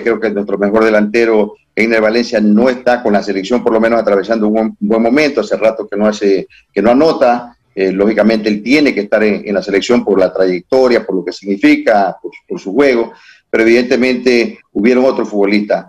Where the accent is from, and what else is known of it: Ecuador